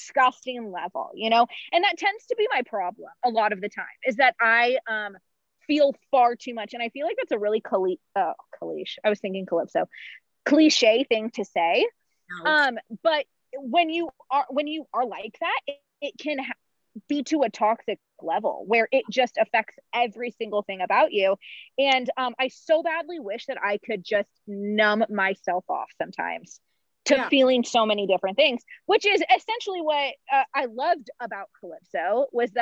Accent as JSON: {"language": "English", "region": "Oregon", "country": "United States", "said": "I'm from Oregon."}